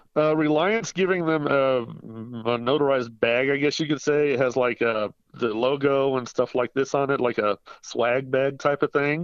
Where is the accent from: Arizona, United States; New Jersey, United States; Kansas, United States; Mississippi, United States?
Kansas, United States; Salina; now in Colorado Springs, United States; my hometown of Salina, Kansas